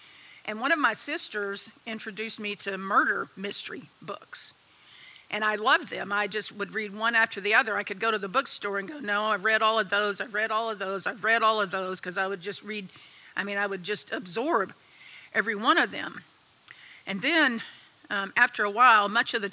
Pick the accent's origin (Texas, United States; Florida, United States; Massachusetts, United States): Texas, United States; I was born and raised in Texas, so I'm a Texan. I've lived here all my life